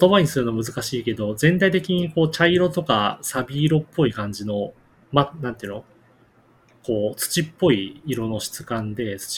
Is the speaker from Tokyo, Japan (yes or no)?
no; Tochigi, Japan; born or raised there